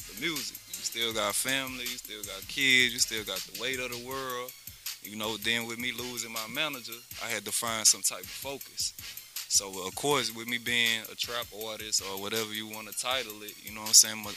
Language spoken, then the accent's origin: English; Baton Rouge, Louisiana, United States; you know, I'm from Baton Rouge.